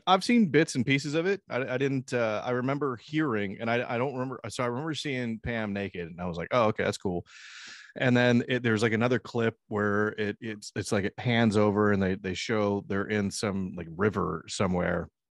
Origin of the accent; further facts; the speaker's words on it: United States; I was born in the United States